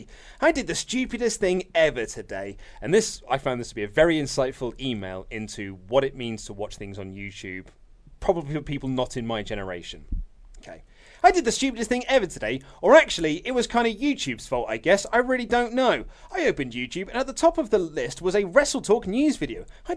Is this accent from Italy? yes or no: no; Australia; I'm from Australia, mate.